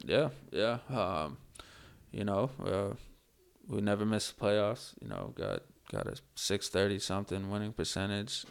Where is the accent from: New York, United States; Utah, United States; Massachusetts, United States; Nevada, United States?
Massachusetts, United States; Worcester; I grew up in the Worcester area